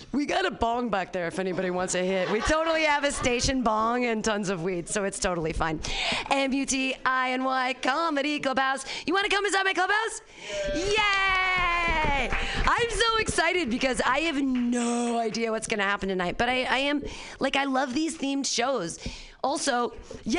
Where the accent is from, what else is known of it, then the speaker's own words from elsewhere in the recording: Danville, California, United States; I grew up in Danville here with the San Ramon Valley